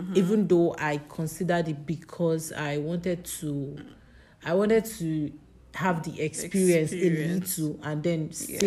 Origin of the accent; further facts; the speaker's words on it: Nigeria; as a Nigerian